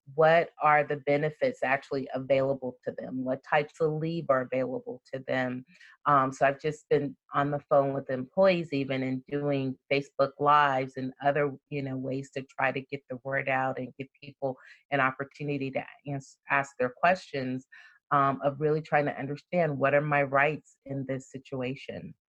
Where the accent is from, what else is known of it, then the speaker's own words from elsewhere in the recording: Compton, California, United States; also born or lived in Frankfurt, Germany / Birmingham, Alabama; that's the part of Compton that I grew up